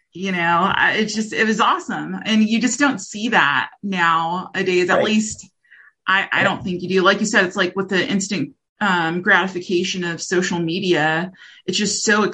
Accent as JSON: {"language": "English", "region": "Rocky Mountains area", "country": "United States", "tie": "born or raised there", "said": "I grew up in a small town. I'm from the Rocky Mountains area. So in between the West Coast and the Midwest."}